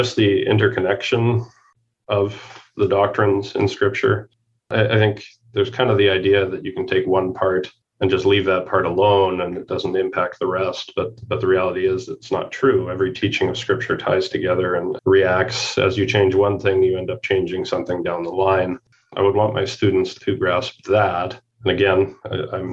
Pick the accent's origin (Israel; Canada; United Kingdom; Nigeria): Canada; moved away as an adult; now in United States; We are Canadian